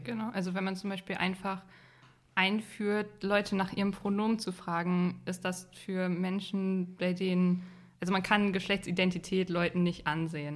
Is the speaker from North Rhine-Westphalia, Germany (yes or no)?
yes; Unna, North Rhine-Westphalia, Germany; ich komme nicht direkt aus Dortmund, sondern aus so einer kleinen Stadt in der Nähe.